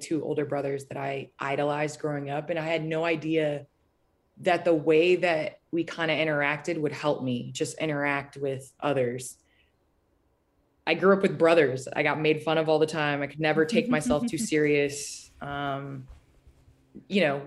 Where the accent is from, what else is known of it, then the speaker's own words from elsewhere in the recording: Naperville, Illinois, United States; moved away as an adult; also born or lived in Los Angeles; I grew up in Naperville from the time I was 3 until I was 18 when I left for college